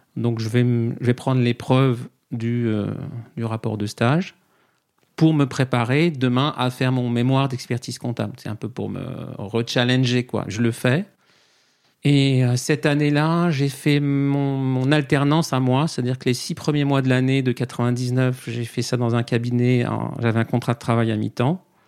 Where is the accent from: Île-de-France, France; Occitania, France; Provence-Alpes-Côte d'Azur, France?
Île-de-France, France; Saint-Mandé; moved away; also born or lived in Paris; j'ai grandi euh, à côté de Vincennes, à Saint-Mandé. Je suis né à côté du château